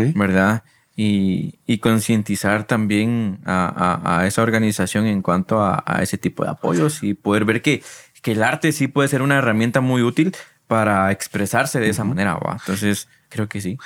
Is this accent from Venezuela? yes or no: no; San Marcos, Guatemala; moved away as an adult; now in Guatemala City, Guatemala; Porque yo soy de San Marcos. Yo nací allá, estuve estudiando hasta el diversificado en San Marcos y por la universidad fue que me mudé aquí a Guatemala.